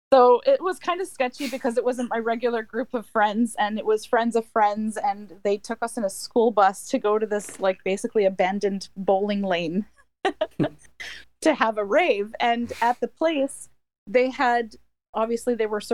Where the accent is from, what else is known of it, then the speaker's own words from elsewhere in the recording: Ottawa, Ontario, Canada; also born or lived in Michigan; I'm in Ontario, and I'm in Ottawa.